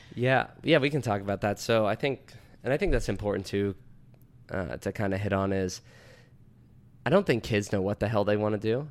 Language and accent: English; DuBois, Pennsylvania, United States; I'm from Du Bois, PA, small town about an hour west of Penn State